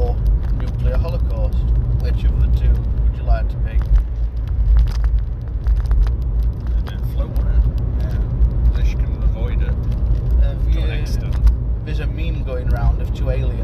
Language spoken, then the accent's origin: English; Yorkshire and the Humber, United Kingdom; I'm a Yorkshireman